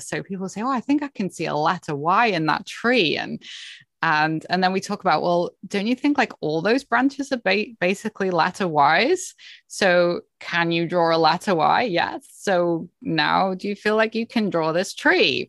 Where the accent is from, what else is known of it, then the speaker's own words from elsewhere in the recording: Cheshire, North West England, United Kingdom; moved away as an adult; now in Canada; I was born and grew up in, um, Cheshire in the U K, in England